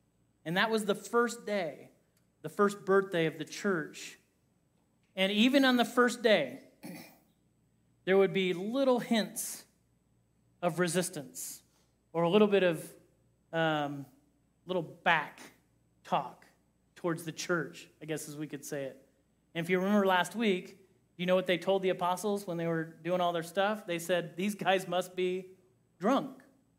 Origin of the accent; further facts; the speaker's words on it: Kokomo, Indiana, United States; also born or lived in Johnson City, Tennessee; now in Loveland, United States; grew up in the Independent Christian Church, and you would see a lot of first Christian churches. In fact, there's a First Christian Church in Kokomo, Indiana, where I was raised